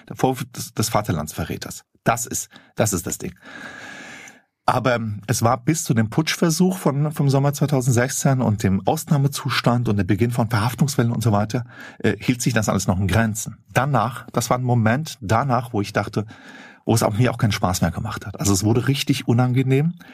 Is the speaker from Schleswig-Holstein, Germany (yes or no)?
no; Flörsheim am Main, Hesse, Germany; die Stadt, wo ich aufgewachsen bin, Klein, äh, Flörsheim am Main, bei Rüsselsheim, Opel